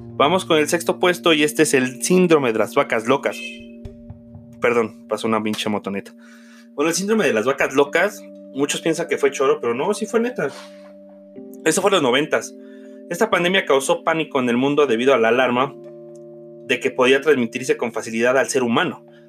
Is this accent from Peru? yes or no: no; Mexico; como mexicanos